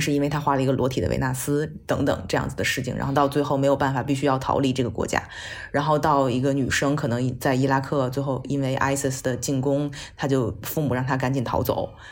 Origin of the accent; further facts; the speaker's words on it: China; 作为一个中国人